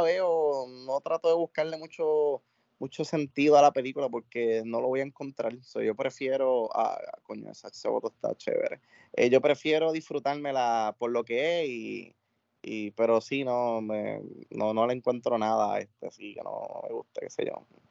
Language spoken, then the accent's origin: Spanish; Puerto Rico; debemos sentirnos orgullosos como puertorriqueños